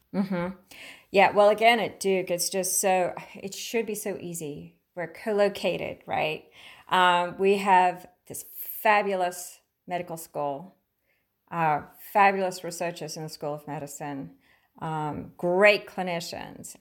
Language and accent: English; Queensland, Australia; moved away as an adult; now in United States; I grew up in Australia